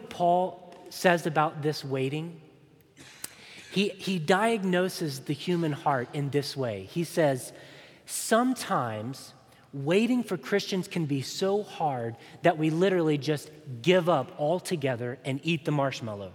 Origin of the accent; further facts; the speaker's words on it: Chattanooga, Tennessee, United States; my hometown of Chattanooga, Tennessee